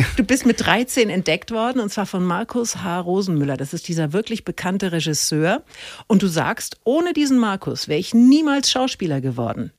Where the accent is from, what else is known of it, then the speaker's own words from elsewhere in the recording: Middle Franconia, Bavaria, Germany; als Mittelfränkin